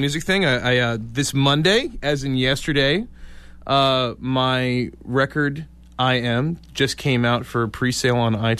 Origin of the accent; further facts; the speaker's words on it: Poughkeepsie, New York, United States; moved away; I am not originally from this area. I am from Poughkeepsie, New York, originally.